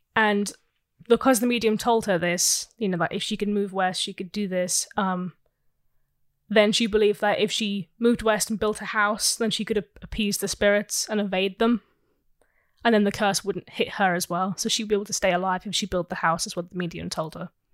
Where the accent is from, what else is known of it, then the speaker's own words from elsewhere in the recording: England, United Kingdom; we're from England.